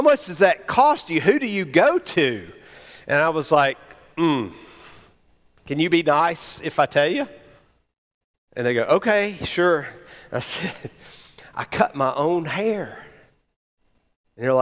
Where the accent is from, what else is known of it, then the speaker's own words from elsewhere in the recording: Alabama, United States; growing up in Alabama, or maybe just in the family I grew up